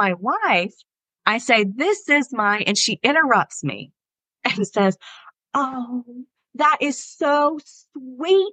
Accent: the South, United States; I'm from the South

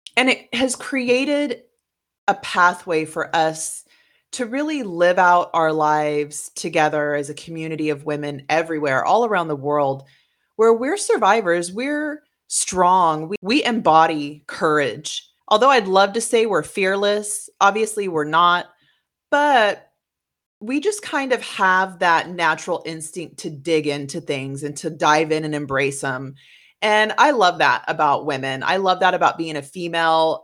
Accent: West Coast, United States; moved away; I grew up on the West Coast

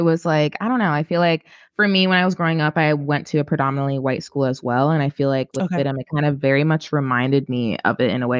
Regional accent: New York City, New York, United States; I grew up in Brooklyn, Flatbush.

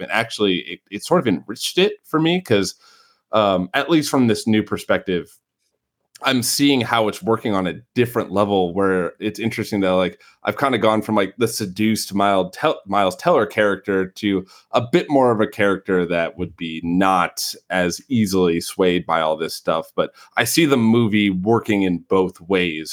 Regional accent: Beloit, Wisconsin, United States; accent: Midwestern; there's a town near me called Beloit, or where I grew up called Beloit.

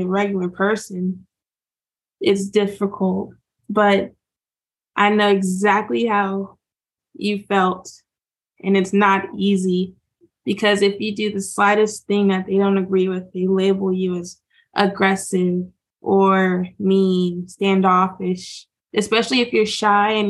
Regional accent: Southwest Virginia, United States; also born or lived in Charleston, South Carolina; we moved from South Carolina all the way up to Southwest Virginia

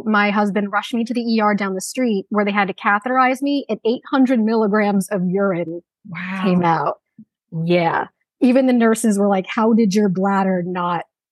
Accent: New Jersey, United States; I'm from New Jersey

